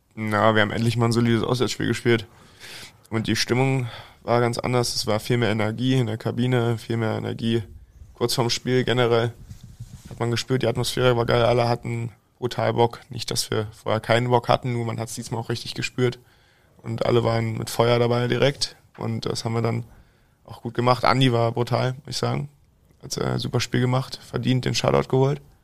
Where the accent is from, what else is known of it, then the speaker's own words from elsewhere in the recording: Berlin, Germany; moved away as an adult; now in Iserlohn, Germany; ich liebe die Stadt, meine Heimat, ist meine Heimatstadt